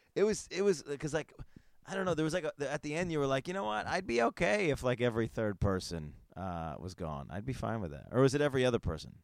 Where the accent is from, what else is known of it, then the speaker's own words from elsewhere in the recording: Northeast, United States; I'm from the I'm from the Northeast